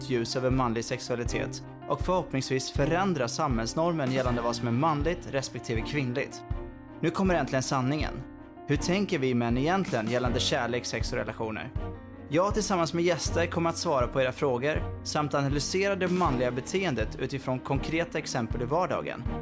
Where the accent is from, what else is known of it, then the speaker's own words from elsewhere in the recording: Norrköping, Östergötland, Sweden; accent: Östgöta dialect; Jag är från Norrköping, så det är lite så här grann, grannstad